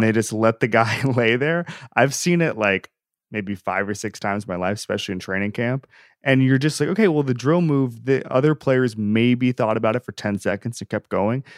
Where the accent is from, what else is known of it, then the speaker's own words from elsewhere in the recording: Florida, United States; I grew up in Florida and everybody's a Braves fan in Florida